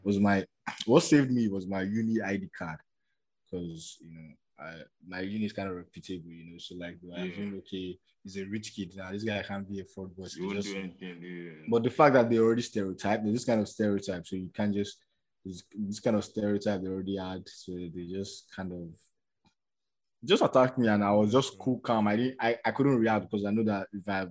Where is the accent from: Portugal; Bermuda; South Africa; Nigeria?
Nigeria; as a Nigerian, and I live in Nigeria